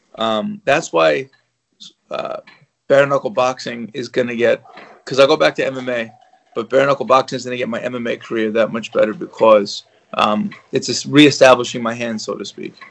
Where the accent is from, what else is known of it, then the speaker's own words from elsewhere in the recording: New York, United States; I'm from New York